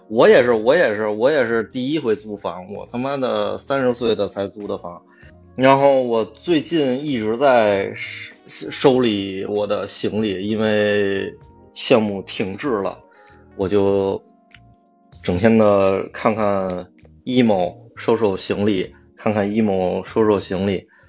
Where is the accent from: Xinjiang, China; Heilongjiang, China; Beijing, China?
Beijing, China; 我是那天准备回家，我家在望京。嗯。我是北京人啊，我是，我，我确实是北京人，然后我现在因为工作原因，我在通州这边住